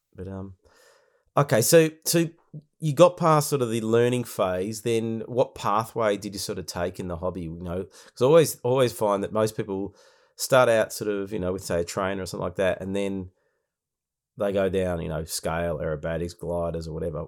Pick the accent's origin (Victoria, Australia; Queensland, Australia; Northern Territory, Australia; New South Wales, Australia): Victoria, Australia; my home state of Victoria